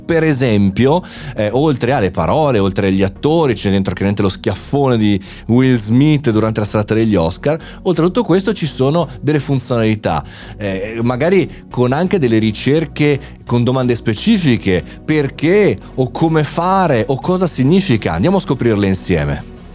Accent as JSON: {"language": "Italian", "country": "Italy", "said": "noi italiani"}